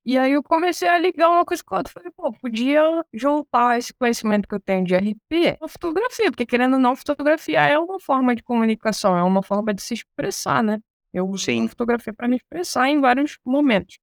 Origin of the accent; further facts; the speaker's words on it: Angra dos Reis, Rio de Janeiro, Brazil; moved away; Quando a gente morava lá em Angra dos Reis, pra quem não sabe, eu sou carioca. Sou angrense, na verdade. Sou angrense, nasci em Angra dos Reis